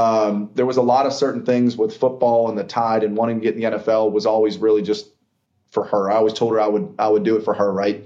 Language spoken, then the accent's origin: English; Pittsburgh, Pennsylvania, United States; also born or lived in Atlanta, Georgia; now in Savannah, United States; we grew up in Pittsburgh